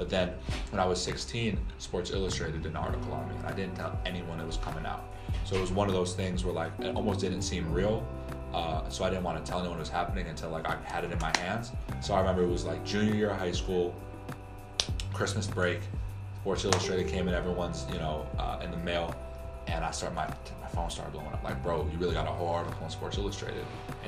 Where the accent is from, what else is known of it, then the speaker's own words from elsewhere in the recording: New York, United States; That was when I'm from New York.